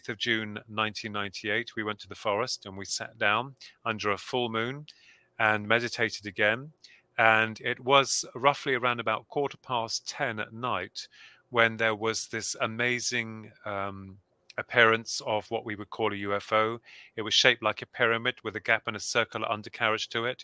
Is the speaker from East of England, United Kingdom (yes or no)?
yes; Bedford, East of England, United Kingdom; we come from Bedford